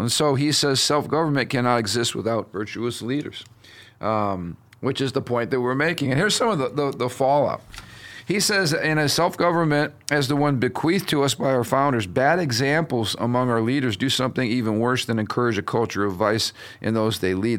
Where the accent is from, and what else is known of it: United States